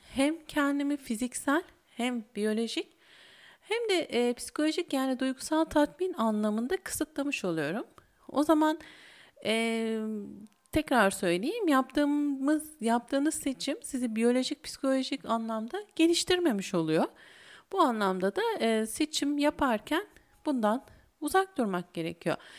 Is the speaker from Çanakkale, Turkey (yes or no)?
no; İzmir, Turkey; bir İzmirli olarak